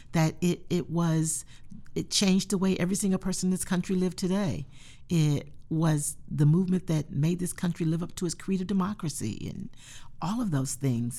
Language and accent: English; North Carolina, United States; moved away; I grew up in North Carolina